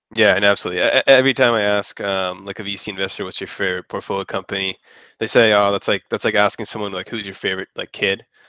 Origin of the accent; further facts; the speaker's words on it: San Francisco Bay Area, California, United States; moved away as an adult; now in Los Angeles, United States; I was originally from San Francisco Bay Area